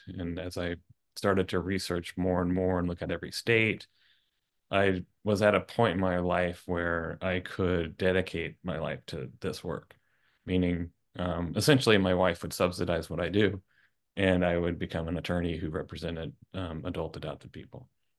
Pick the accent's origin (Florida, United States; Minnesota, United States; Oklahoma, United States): Oklahoma, United States; I grew up in Tornado Alley in Oklahoma.